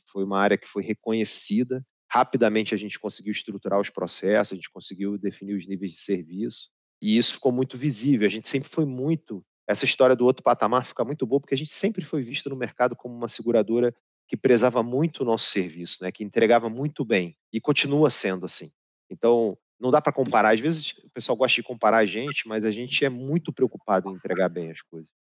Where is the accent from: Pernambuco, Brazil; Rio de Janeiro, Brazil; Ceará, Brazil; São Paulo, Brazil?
Rio de Janeiro, Brazil; Morar no Rio é uma delícia, né? Eu sou carioca, não sou carioca da Gema, porque o carioca da Gema é filho de pai e mãe cariocas